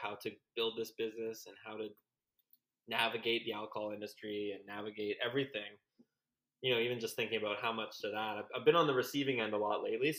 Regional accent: Canada; We're all Canadian

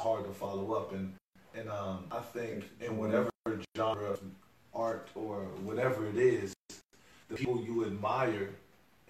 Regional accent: Seat Pleasant, Maryland, United States; I'm from Sea Pleasant, where besides Durant winning the championship, we seldom saw pleasantries.

